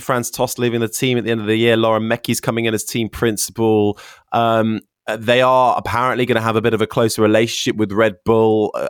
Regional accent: London, United Kingdom; I'm the token Londoner.

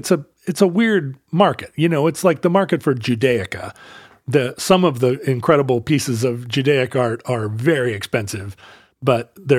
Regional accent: Alaska, United States; growing up in Alaska.

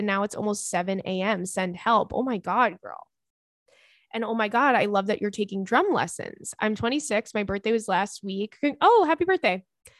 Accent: Brazil; moved away as an adult; now in Canada; I moved to Canada last year. I'm from Brazil. I'm from Brazil for my master's and I love it here, but moving to a different country alone and starting everything from scratch is not easy at all.

